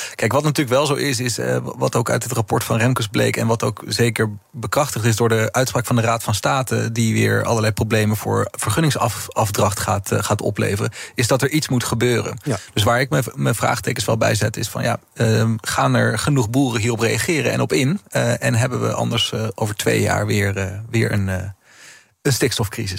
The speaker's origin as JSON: {"language": "Dutch", "country": "Netherlands", "also_born_or_lived": "Amsterdam", "said": "we dus als Nederlanders"}